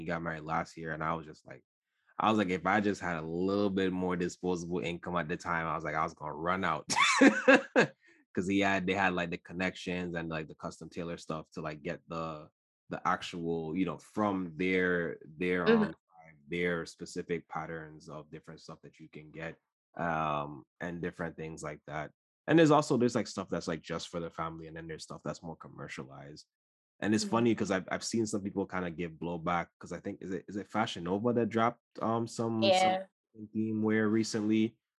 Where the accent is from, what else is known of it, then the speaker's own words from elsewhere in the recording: U.S. Virgin Islands; I grew up in the Caribbean and the Virgin Islands specifically, and so we have, like, our Madras wear